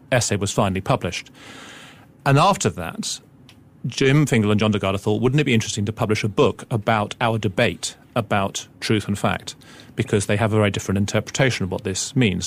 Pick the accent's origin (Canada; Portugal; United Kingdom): United Kingdom; England; as an English person coming from the outside